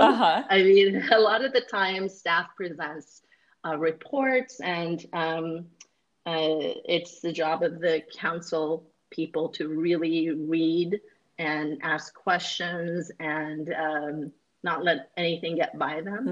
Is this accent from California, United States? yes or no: yes; Northern California, United States; I grew up in Northern California